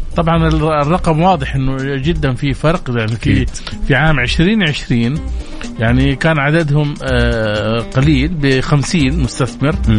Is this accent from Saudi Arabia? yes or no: yes; Saudi Arabia; احنا عندنا سعوديين